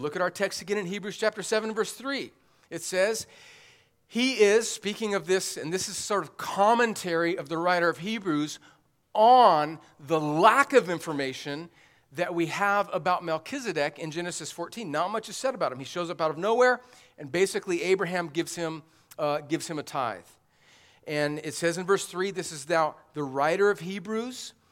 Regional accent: the South, United States; as a Southerner

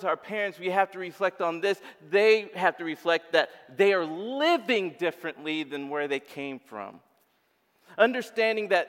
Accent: Uganda; moved away; I come from Uganda.

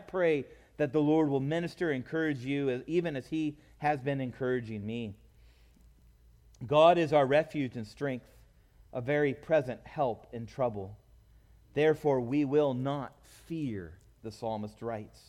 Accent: California, United States; growing up in California

